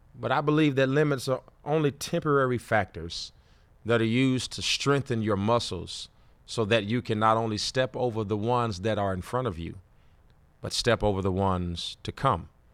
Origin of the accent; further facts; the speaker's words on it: Gary, Indiana, United States; also born or lived in Fort Wayne, Indiana; I grew up in Gary, Indiana